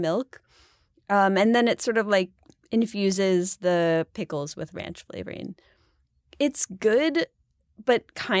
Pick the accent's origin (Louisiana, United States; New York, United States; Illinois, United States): New York, United States; Buffalo; Like I'm from Buffalo. It's got to be blue cheese.